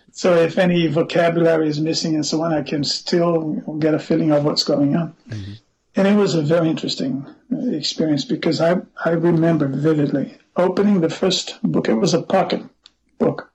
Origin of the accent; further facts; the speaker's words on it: Brasília, Federal District, Brazil; moved away as an adult; also born or lived in Belo Horizonte, Brazil / United States; now in Geneva, Switzerland; I actually grew up in Brasilia, the capital of Brazil. I moved from Belo Horizonte to Brasilia at the age of five or six, more or less, and I never left until I was in my middle 40s